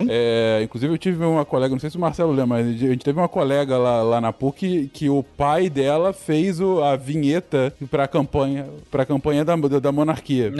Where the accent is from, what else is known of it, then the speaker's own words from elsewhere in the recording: Brazil; a gente pensa como brasileiro